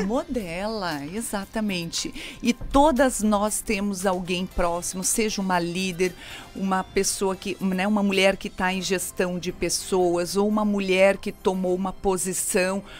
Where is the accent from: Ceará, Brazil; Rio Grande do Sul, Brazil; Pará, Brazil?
Rio Grande do Sul, Brazil; moved away; eu sou gaúcha, é, sou filha de agricultores